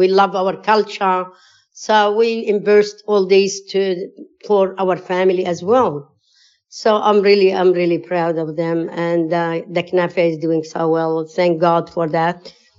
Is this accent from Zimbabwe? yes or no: no; Jordan; moved away as an adult; now in Australia; we were working and studying in Jordan. I was born in Jordan myself. But I'm one of 11 kids in the family. And we lived all our life in Jordan